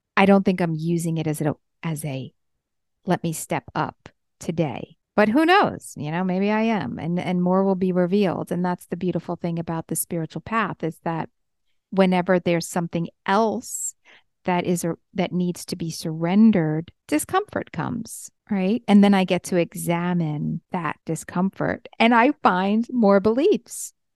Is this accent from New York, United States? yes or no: yes; New York, United States; I'm a New Yorker